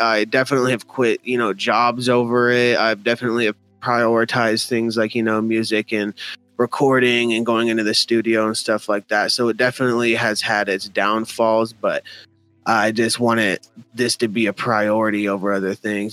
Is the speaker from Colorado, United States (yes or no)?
yes; Denver, Colorado, United States; I still live in Denver, born and raised.